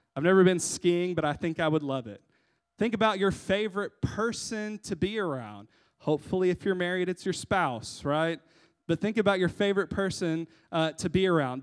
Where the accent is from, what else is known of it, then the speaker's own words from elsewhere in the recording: United States; We, as Americans